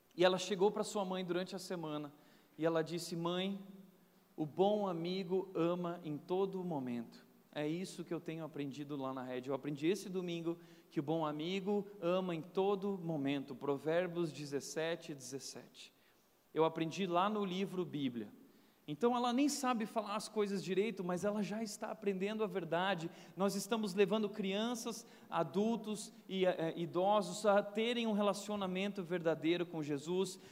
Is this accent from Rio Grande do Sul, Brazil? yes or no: yes; Novo Hamburgo, Rio Grande do Sul, Brazil; eu nasci no Rio Grande do Sul e eu sou um gaúcho, mas um gaúcho macho. E eu nasci numa família cristã Desde cedo eu ia na minha igreja lá em Novo Hamburgo, numa cidade pequena, ah, uma igreja muito bíblica, muito séria, ensino, ensino, ensino, e eu cresci tanto ali.